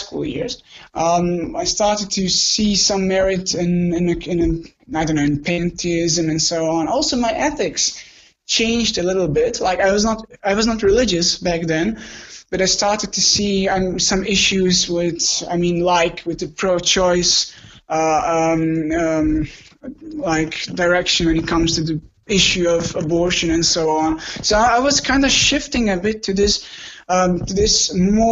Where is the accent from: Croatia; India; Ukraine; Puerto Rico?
Croatia; I'm from Croatia.